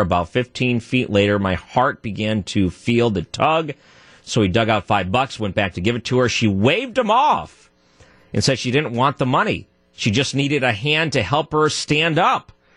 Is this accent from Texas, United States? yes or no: no; outside of Detroit, Michigan, United States; moved away; I grew up outside of Detroit